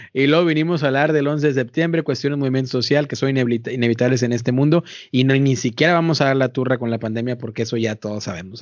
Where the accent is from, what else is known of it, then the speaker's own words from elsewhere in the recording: Mexico; now in United States; yo soy mexicano